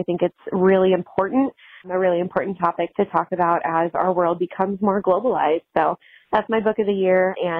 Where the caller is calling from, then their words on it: Nebraska, United States; Hi, Becca and Olivia. … I'm calling from Nebraska.